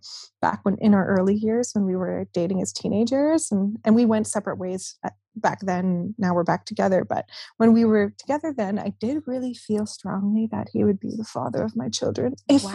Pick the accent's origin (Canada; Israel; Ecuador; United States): Canada; Winnipeg, Manitoba; I grew up in Winnipeg.